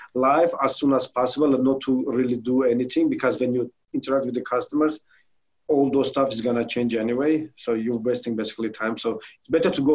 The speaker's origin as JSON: {"language": "English", "country": "Armenia", "second_language": "English", "moved": "yes", "lives_now": "United States", "said": "I'm originally from Armenia."}